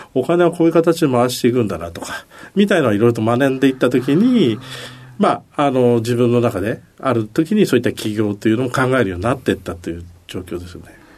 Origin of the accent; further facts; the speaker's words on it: Kawasaki, Kanagawa, Japan; also born or lived in Akita; 生まれは秋田なんですけど、育ちは神奈川県の川崎市